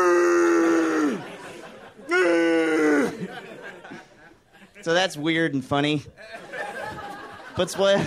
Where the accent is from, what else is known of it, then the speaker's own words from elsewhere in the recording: Pleasure Island, Alabama, United States; now in Los Angeles, United States; I'm from Alabama. We get devastated by hurricanes where I'm from. I'm from a place in Alabama called Pleasure Island